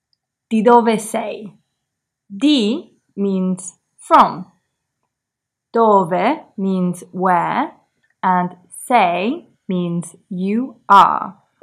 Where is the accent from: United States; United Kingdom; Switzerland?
United Kingdom; England